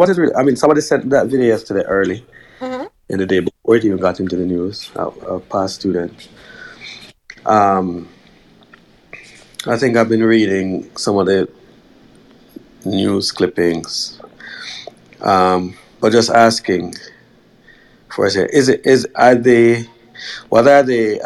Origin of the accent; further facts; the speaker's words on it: Jamaica; growing up in Jamaica